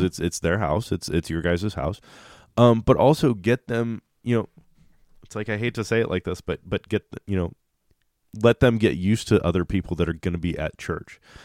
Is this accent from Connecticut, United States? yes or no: no; Kansas City, Missouri, United States; we're from Kansas City